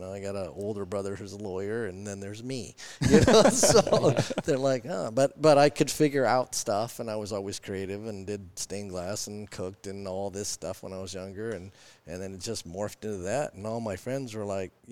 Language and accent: English; Kenmore, Washington, United States; I'm Kenmore